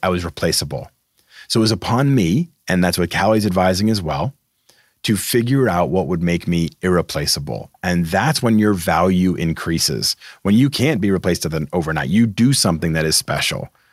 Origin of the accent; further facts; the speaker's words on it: Massachusetts, United States; I'm from Massachusetts